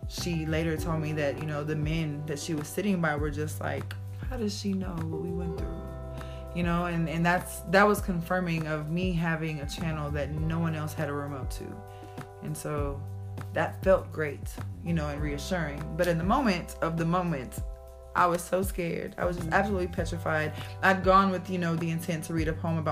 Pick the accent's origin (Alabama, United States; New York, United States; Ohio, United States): Alabama, United States; Huntsville; now in Texas, United States; I'm from Huntsville, Alabama. I've been in Texas